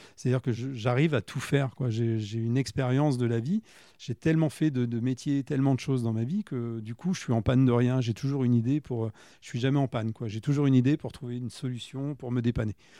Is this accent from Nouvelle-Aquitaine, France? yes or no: no; Châteauroux, Centre-Val de Loire, France; je suis né à Châteauroux, j'avais une grande sœur